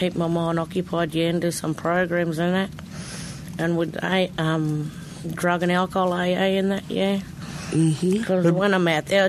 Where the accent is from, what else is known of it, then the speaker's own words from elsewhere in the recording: Bourke, New South Wales, Australia; also born or lived in Mildura, Victoria; I'm from Mildura, but I've been brought up in Bourke, New South Wales